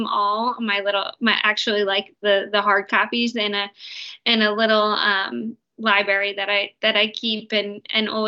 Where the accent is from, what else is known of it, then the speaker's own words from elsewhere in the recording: New Jersey, United States; I'm from New Jersey